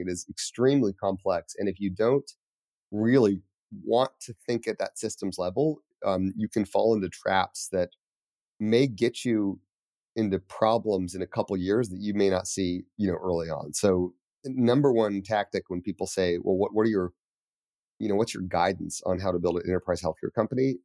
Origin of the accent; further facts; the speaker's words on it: Colorado Springs, Colorado, United States; moved away as an adult; also born or lived in New York City; I grew up in Calder Springs.